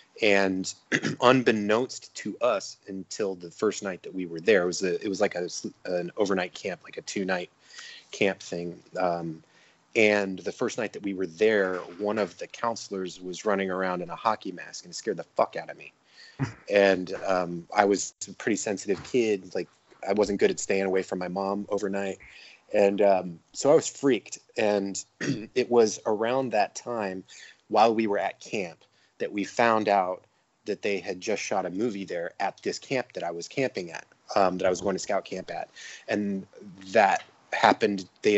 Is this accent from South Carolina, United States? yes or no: no; Georgia, United States; I grew up in the South. I grew up in Georgia, the suburbs of Atlanta. I was a military brat.